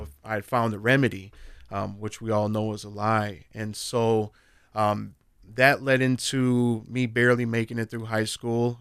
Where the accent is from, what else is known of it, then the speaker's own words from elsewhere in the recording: Minneapolis, Minnesota, United States; I grew up in North Minneapolis